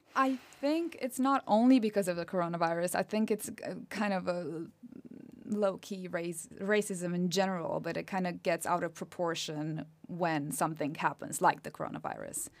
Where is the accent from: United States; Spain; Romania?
Romania; accent: Romanian; English is a second language; moved away as an adult; now in United Kingdom; I was born and raised in Romania, so I'm a national.